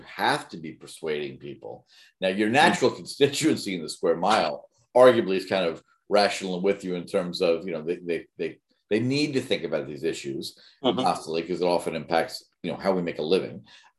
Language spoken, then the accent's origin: English; United States; I'm an American living in America